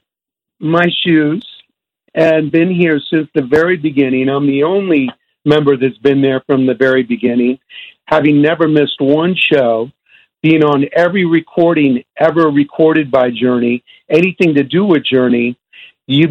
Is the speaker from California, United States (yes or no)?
yes; Bay Area, California, United States; We grew up together in the Bay Area here